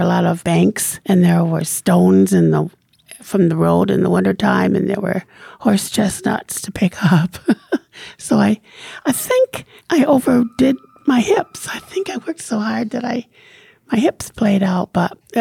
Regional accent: Jamestown, United States; I was born in Jamestown and lived here all my life

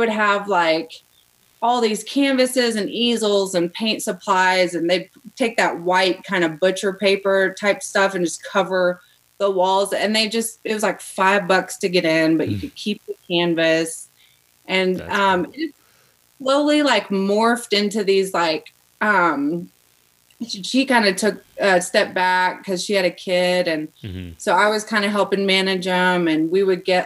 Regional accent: Arkansas, United States; moved away; I'm originally from Arkansas, and I grew up in a super small town, less than 3,000 people

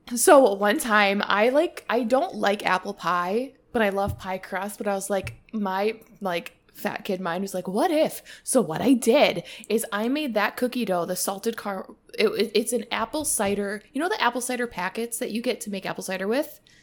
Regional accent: Wisconsin, United States; accent: Wisconsin; my Wisconsin accent

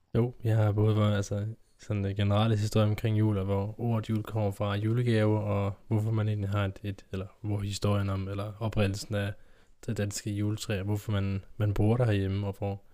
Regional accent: Kolding, Southern Denmark, Denmark; hjemme i Kolding, hjemme i Kolding

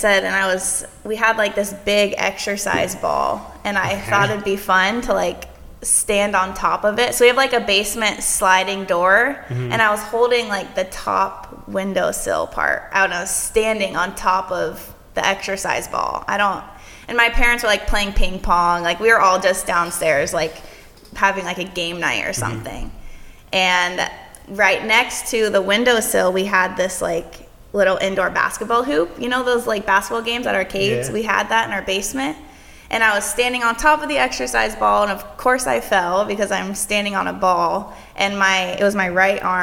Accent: Fairfax, Virginia, United States; also born or lived in Utah / Florida; I was born in Fairfax, Virginia

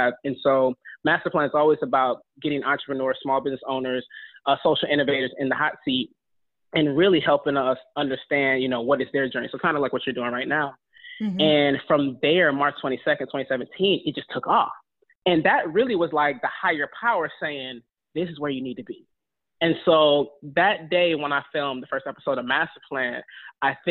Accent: North Augusta, South Carolina, United States; also born or lived in Michigan / Detroit; my family's from Detroit, I'm from Michigan, but I grew up in North Augusta, South Carolina

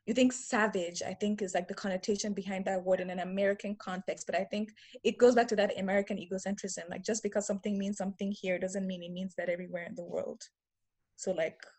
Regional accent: Nigeria; now in United States; growing up in Nigeria, we consider we called them ethnic groups, like a Yoruba ethnic group, an Igbo ethnic group, um, a Hausa ethnic group

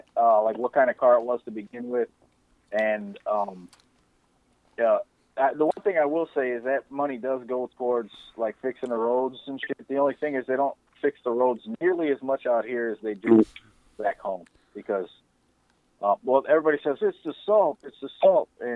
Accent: Illinois, United States; I'm proud of my home state

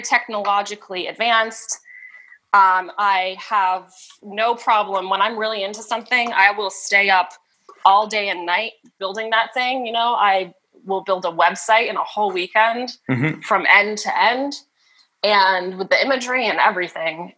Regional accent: United States; I'm American

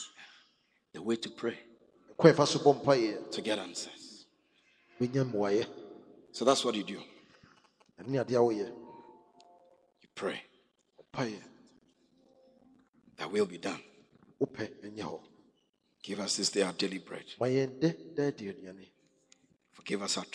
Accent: Accra, Greater Accra, Ghana; I'm from Gbese. And it's natural with us. As for fighting, that's where all the good boxers come from, my hometown.

